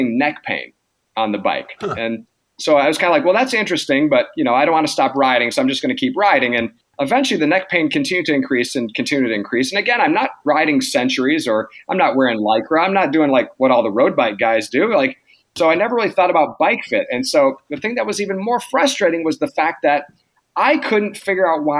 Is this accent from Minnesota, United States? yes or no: no; Michigan, United States; moved away as an adult; now in Portland, United States; I'm from Michigan originally and graduated PT school in 2002